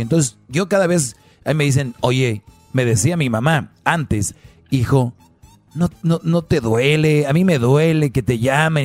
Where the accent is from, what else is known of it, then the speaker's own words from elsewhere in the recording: Mexico; soy de México